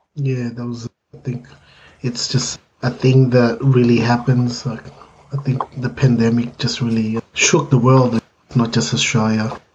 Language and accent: English; Philippines; being Filipino